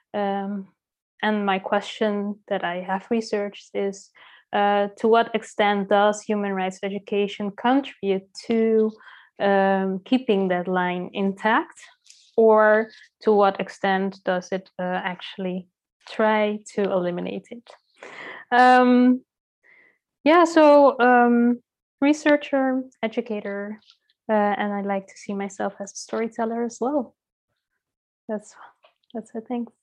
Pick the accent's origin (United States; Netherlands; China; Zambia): Netherlands; moved away as an adult; now in Curaçao; I was born and raised in the Netherlands